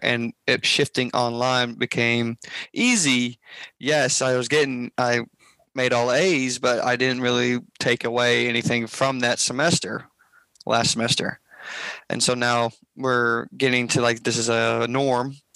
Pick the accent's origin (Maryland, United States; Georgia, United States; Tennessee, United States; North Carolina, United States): Tennessee, United States; Memphis; now in Jonesboro, United States; I was born and raised in Memphis, Tennessee